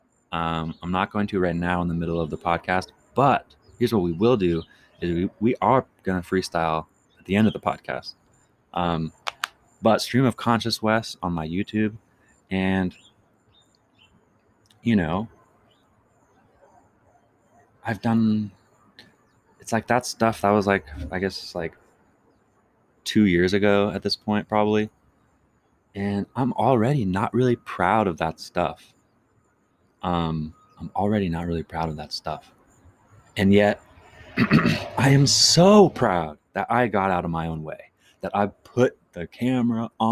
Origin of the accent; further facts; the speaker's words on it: Chesapeake, Virginia, United States; moved away; also born or lived in Iowa / Marion, Iowa; I grew up in Virginia, Chesapeake, to be specific.